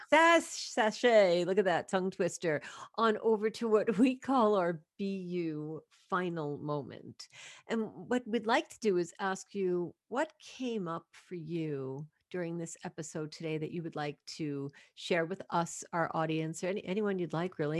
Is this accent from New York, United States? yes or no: yes; New York, United States; I was born in Brooklyn, New York